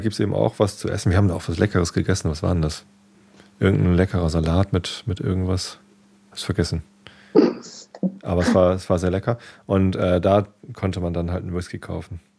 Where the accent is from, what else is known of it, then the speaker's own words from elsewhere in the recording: Northern Germany, Germany; Als Norddeutscher